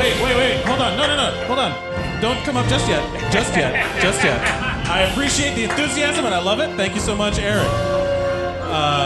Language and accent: English; Miami, Florida, United States; I am from Miami? That's where I'm from.